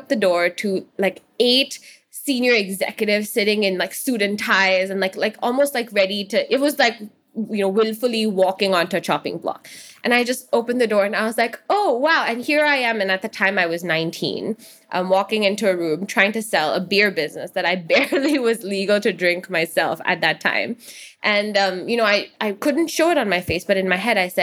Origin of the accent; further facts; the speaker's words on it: Hong Kong; where I'm from when I'm elsewhere in the world, I always say Hong Kong, even though it's pretty clear that I'm Indian